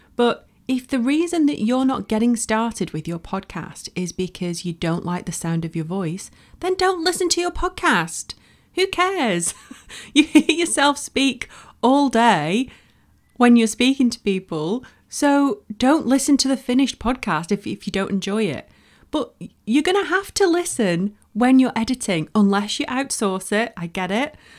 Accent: Bolton, North West England, United Kingdom; moved away as an adult; I'm from Bolton, um, in the northwest of the U K. Don't live there now, but I lived there for over twenty years

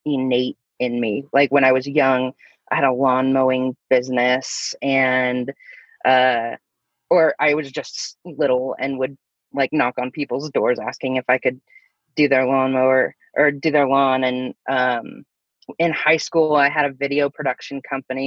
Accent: Thousand Oaks, California, United States; I grew up in Thousand Oaks, California

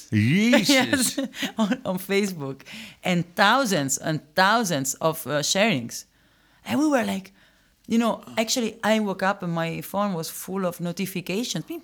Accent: Rome, Lazio, Italy; English is a second language; moved away; I'm originally from Rome.

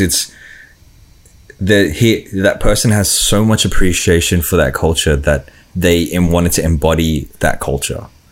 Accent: Australia; growing up in Australia, you know, you, you, you, eat different foods

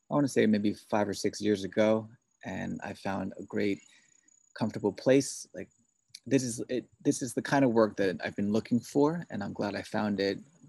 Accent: New York City, New York, United States; also born or lived in Korea / Massachusetts; I was born and raised in Queens, New York City.

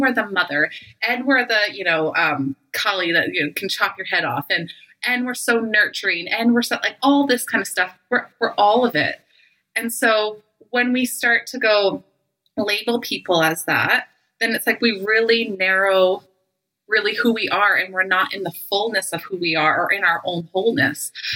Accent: Canada; also born or lived in Calgary, Alberta; I live in Calgary, Alberta. I'm Canadian

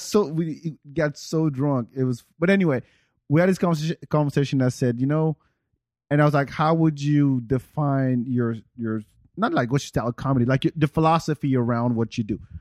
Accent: Senegal; now in United States; I am from Senegal, but my family is from Guinea, which is right next door.

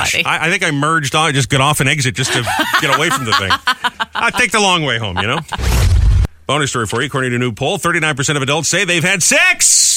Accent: New England, United States; moved away; up in New England, up in my hometown.

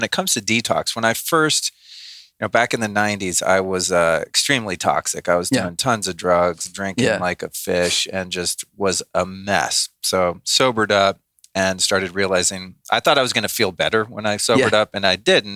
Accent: Northern California, United States; the area that I grew up in Northern California

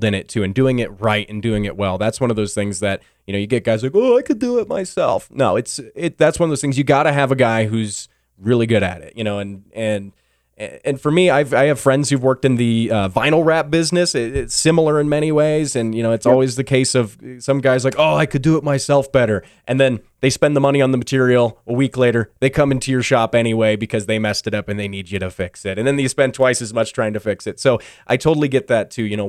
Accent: Colorado Springs, Colorado, United States; Colorado. Colorado Springs

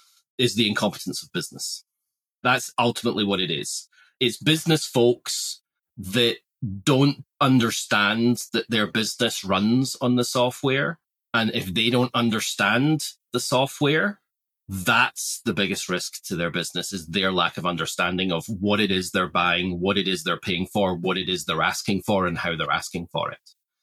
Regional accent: Australia; we're all Australian here. We can be a bit blunt, right?

